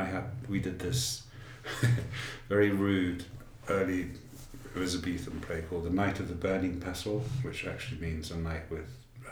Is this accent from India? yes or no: no; London, United Kingdom; now in United States; So I'm from London, and I went to school in London, but my background is that my mother, on my father's side, was Hungarian, and she and her husband sent my father to England way back in the late 40s